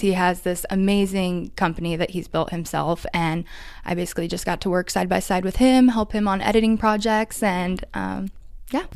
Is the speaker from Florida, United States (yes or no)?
no; Warsaw, Indiana, United States; moved away as an adult; now in Indianapolis, United States; I grew up in Warsaw